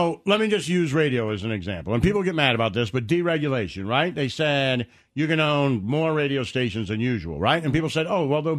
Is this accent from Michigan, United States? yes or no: yes; Detroit, Michigan, United States; When I was growing up in Detroit